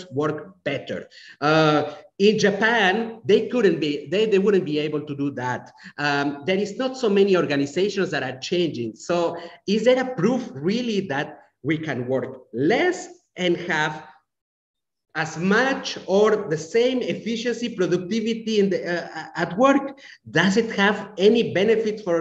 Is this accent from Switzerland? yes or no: yes; Romandy, Switzerland; moved away; I grew up in a country that is very similar to your country, Angelique. Switzerland is very similar in terms of approach, even mentality.